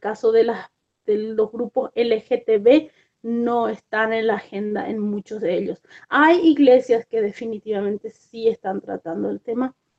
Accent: Paraguay; moved away as an adult; also born or lived in Argentina; now in United States; yo soy originalmente de Paraguay, pero hace muchos años que vivo en los Estados Unidos

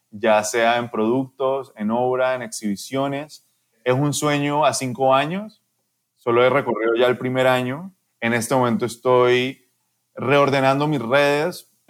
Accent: Panama; also born or lived in Colombia; Yo nací en Colombia, pero de verdad yo soy panameño, yo soy artista panameño.

